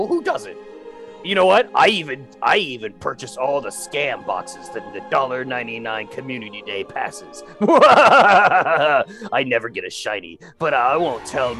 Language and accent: English; West Virginia, United States; Clearly, we are here in the hills of West Virginia. back in my youth, nearly a shred of internet was to be spared.